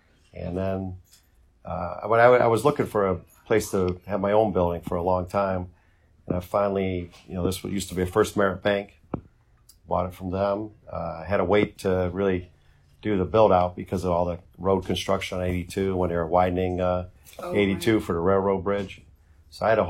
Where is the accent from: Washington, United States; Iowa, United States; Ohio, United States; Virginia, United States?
Ohio, United States; Bedford; I was grew up in Bedford and went to Chanel for high school